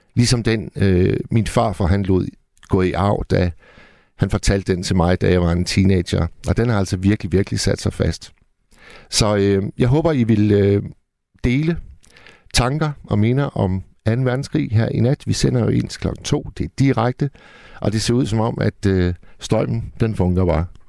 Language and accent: Danish; Hirtshals, North Denmark Region, Denmark; Hirtshals, hvor jeg kommer fra